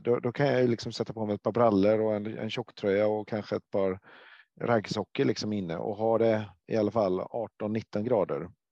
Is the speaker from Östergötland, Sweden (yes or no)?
no; Gothenburg, Västra Götaland, Sweden; jag är från Göteborg